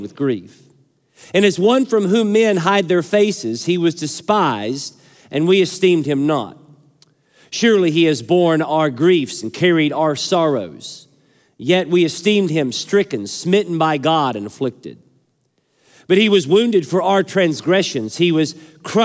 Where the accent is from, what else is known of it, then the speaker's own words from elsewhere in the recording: Kentucky, United States; my home state.